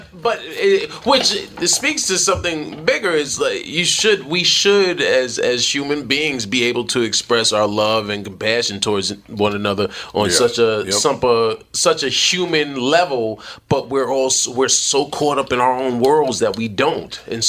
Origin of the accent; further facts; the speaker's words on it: New York City, New York, United States; New York. New York City.